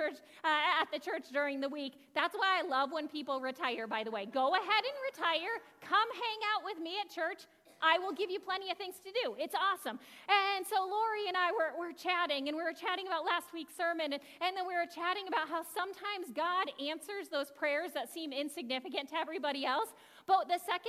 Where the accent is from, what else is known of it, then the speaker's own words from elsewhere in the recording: New England, United States; now in Buffalo, United States; I'm the one from New England